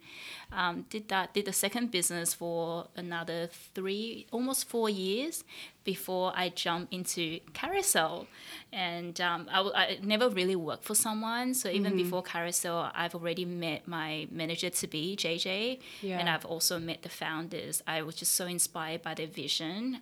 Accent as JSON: {"language": "English", "town": "Sydney", "region": "New South Wales", "country": "Australia", "tie": "born or raised there", "also_born_or_lived": "Taiwan", "second_language": "English", "moved": "as an adult", "lives_now": "Singapore", "said": "my family immigrated to Australia when I was about 11"}